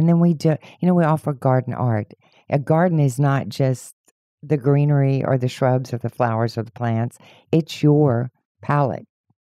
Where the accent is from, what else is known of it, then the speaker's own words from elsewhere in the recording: Houston, Texas, United States; Well, actually, I'm a native Houstonian, so I came from the Westside Spring Branch area. It's where I grew up.